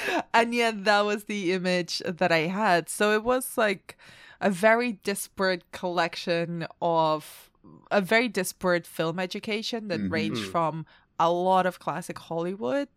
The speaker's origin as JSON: {"language": "English", "town": "Barcelona", "region": "Catalonia", "country": "Spain", "tie": "born or raised there", "said": "I grew up in Barcelona"}